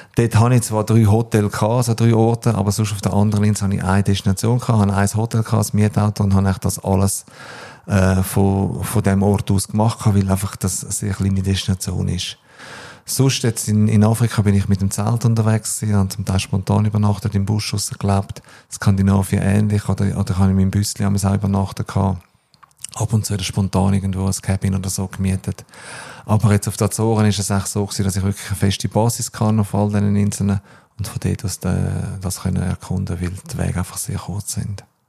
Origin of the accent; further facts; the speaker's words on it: Switzerland; also born or lived in New Zealand / Australia; ist die Schweiz für mich meine Heimat